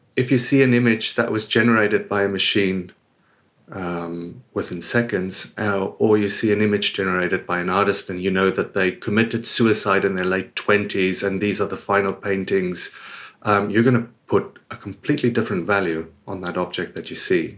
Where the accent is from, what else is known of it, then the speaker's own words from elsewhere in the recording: South Africa; moved away as an adult; also born or lived in United Kingdom / Australia; now in Spain; I was born and raised in South Africa. I lived there until my early twenties before I moved away to the U K and eventually Australia, then here.